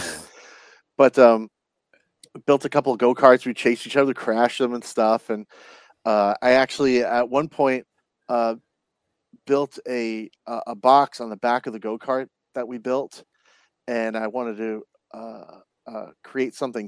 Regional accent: Long Island, New York, United States; I grew up in Long Island

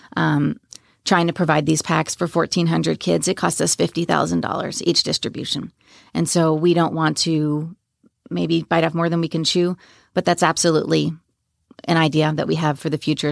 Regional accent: Long Island, New York, United States; also born or lived in Washington State; now in Frisco, United States; I grew up in New York on Long Island

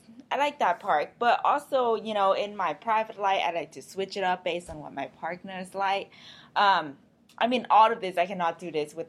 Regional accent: Vietnam; I mean, when I came from Vietnam, everything's pretty new here.

